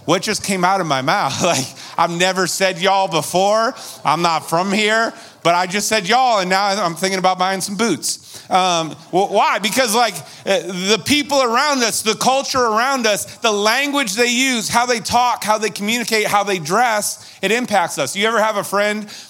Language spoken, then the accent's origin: English; Massachusetts, United States; moved away; Where I grew up out in Massachusetts, they call it a bubbler.